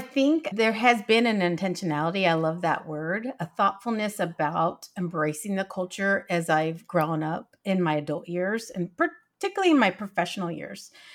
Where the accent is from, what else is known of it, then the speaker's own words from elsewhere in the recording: San Antonio, Texas, United States; I come from San Antonio, Texas